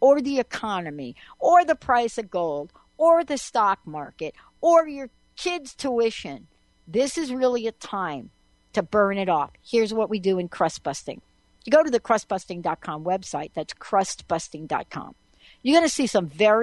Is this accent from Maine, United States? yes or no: no; New York, United States; I grew up in New York